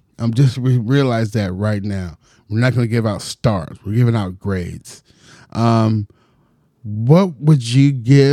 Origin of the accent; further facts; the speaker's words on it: San Francisco, California, United States; I'm from San Francisco